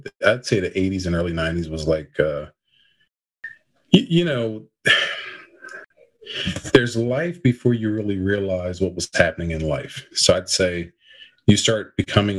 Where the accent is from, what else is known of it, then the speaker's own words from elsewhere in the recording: Camden, New Jersey, United States; So I grew up in Camden, New Jersey.